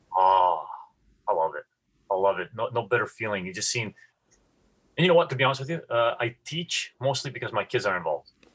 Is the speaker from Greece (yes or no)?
yes; Greece; now in Seattle, United States; I grew up in Greece